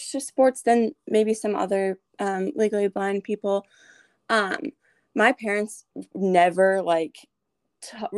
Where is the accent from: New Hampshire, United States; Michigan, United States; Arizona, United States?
New Hampshire, United States; moved away as an adult; now in Nashville, United States; I'm currently a junior at Lipscomb University in Nashville, Tennessee, but I'm originally from New Hampshire